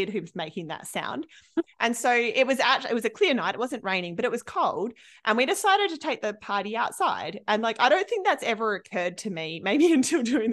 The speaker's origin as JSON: {"language": "English", "country": "Australia", "moved": "yes", "said": "I'm from Australia"}